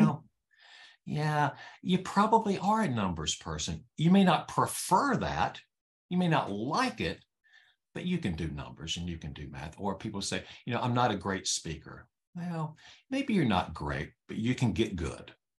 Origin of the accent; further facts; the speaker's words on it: North Carolina, United States; I was born in North Carolina